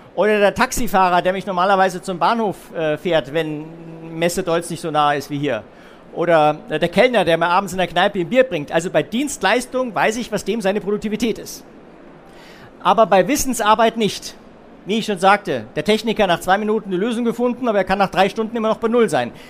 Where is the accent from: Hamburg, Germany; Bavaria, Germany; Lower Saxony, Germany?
Bavaria, Germany; Munich; Bei uns in München